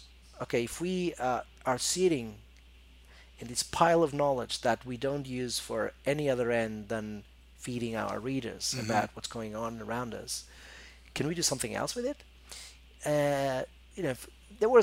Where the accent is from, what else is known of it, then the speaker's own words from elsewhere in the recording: Porto, Norte, Portugal; moved away as an adult; also born or lived in Lisbon / Macau / Barcelona / London; my hometown is Porto